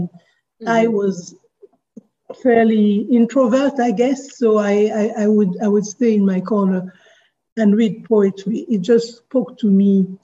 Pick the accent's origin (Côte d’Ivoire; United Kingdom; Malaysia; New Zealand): Côte d’Ivoire; also born or lived in Paris, France; I was brought up in Côte d'Ivoire